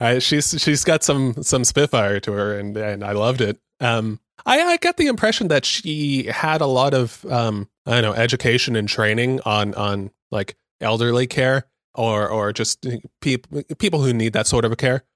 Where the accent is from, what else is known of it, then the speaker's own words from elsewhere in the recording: Southern California, United States; a born and raised in Southern California, uh, mindset